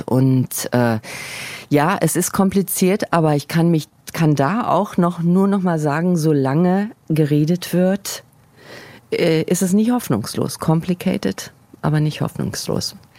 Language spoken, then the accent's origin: German; Germany; now in New York, United States; als Deutsche